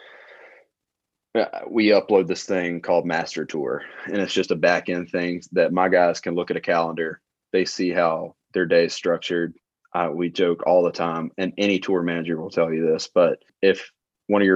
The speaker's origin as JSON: {"language": "English", "region": "Alabama", "country": "United States", "tie": "born or raised there", "said": "I'm from a super small town. I really never left the county line other than a few vacations whenever I was younger, growing up in Alabama"}